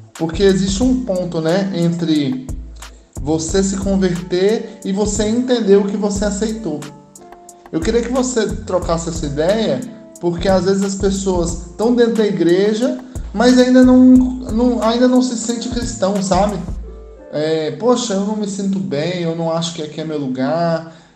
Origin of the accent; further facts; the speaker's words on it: Goiânia, Goiás, Brazil; Sou de Goiânia também